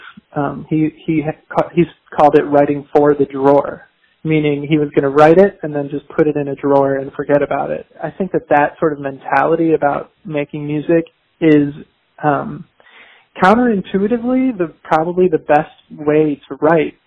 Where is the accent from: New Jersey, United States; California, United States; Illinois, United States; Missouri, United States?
Illinois, United States; Chicago; I'm from the Midwest. I'm from Chicago, Illinois